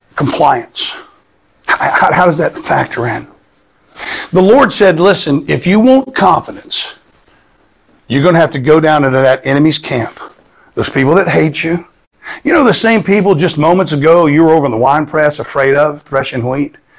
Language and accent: English; Florida, United States; I grew up in Florida